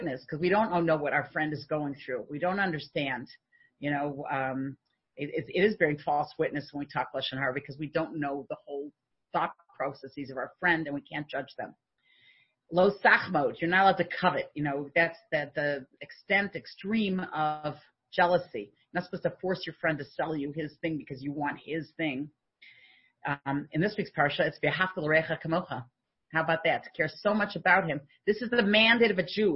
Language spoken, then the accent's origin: English; United States; now in Canada; Now, I'm an American.